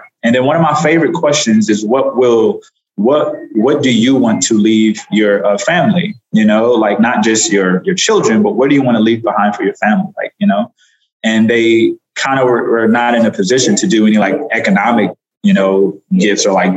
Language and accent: English; Los Angeles, California, United States; moved away; also born or lived in Atlanta; I grew up in South Central Los Angeles